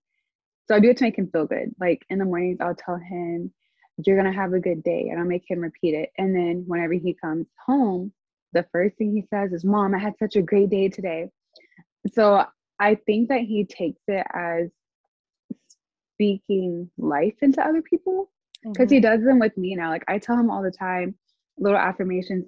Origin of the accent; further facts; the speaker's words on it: Arkansas, United States; I'm from Arkansas